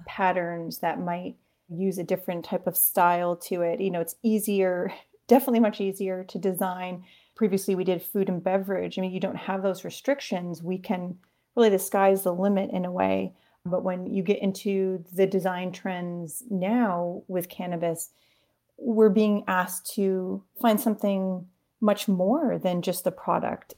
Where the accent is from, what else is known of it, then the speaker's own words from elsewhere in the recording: Maine, United States; we grew up near Stephen King